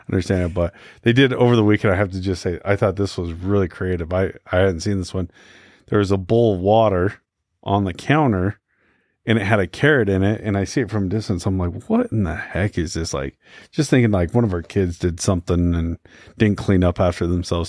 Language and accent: English; Utah, United States; also born or lived in Houston, Texas; I was born here in Utah